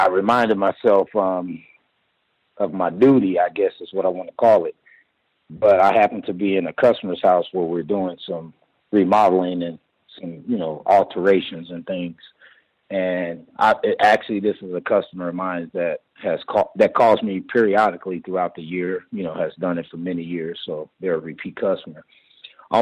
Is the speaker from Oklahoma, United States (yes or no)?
yes; Oklahoma City, Oklahoma, United States; now in Colorado Springs, United States; I'm originally from Oklahoma City.